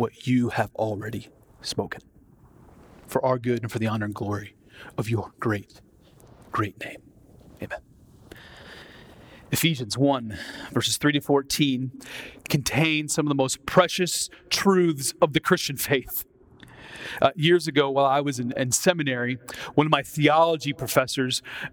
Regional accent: Iowa, United States; moved away as an adult; also born or lived in Twin Cities, Minnesota; Growing up in Iowa

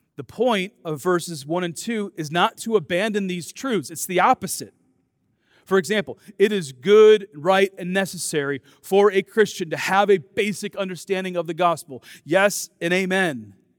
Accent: Dubuque, Iowa, United States; I grew up in Dubuque, Iowa

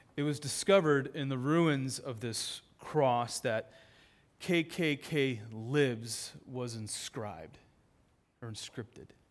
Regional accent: Dubuque, Iowa, United States; I'm from Dubuque

